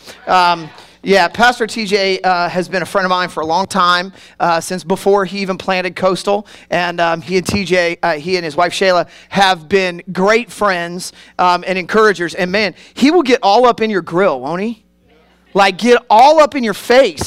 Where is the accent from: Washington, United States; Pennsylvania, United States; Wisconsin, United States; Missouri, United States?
Missouri, United States; Kansas City; now in Worcester, United States; I grew up in Kansas City